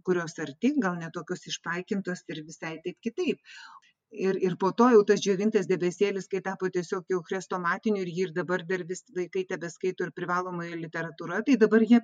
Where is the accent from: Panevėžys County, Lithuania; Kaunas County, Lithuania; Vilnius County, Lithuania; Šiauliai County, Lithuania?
Vilnius County, Lithuania; Vilnius; moved away as an adult; now in Klaipėda, Lithuania; mano gimtasis miestas yra vilnius ir aš čia būtent jau po atvažiavau tiktai dvidešimt penkerių metų į klaipėdą tai vat jau dabar daug ilgiau gyvenu klaipėdoje negu vilniuje